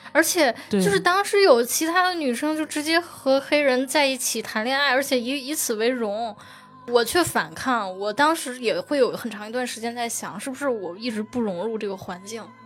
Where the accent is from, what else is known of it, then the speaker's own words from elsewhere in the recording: Tianjin, China; 我是天津人